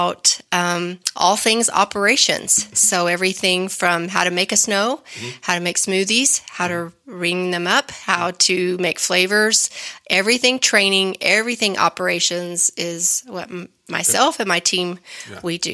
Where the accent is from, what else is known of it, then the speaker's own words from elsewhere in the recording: Wolfforth, Texas, United States; I grew up in the suburb of Lubbock, Wolfers, Texas.